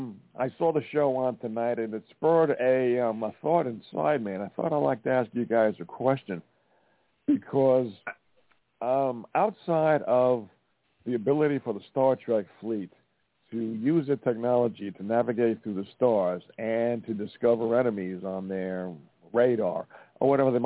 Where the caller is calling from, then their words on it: Montana, United States; Yeah, I'm … from Montana.